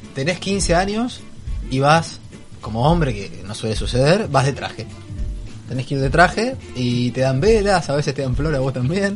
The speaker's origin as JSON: {"language": "Spanish", "town": "Río Gallegos", "region": "Santa Cruz", "country": "Argentina", "moved": "yes", "said": "Río Gallegos, mi ciudad"}